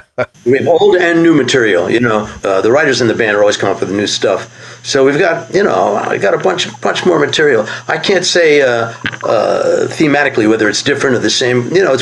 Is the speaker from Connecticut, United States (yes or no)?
no; New York, United States; growing up in New York